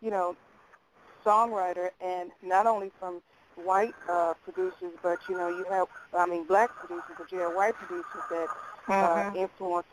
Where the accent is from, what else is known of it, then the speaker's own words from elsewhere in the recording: Chicago, Illinois, United States; we're from Chicago, Tanya